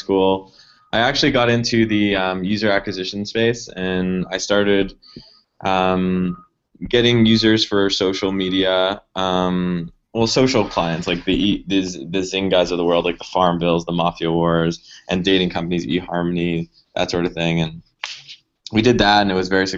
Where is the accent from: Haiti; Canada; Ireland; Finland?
Canada; Montreal, Quebec; moved away as an adult; now in San Francisco, United States; I'm from Montreal, Canada. I've lived there pretty much my entire life up until about a year and a half ago, where I moved to San Francisco.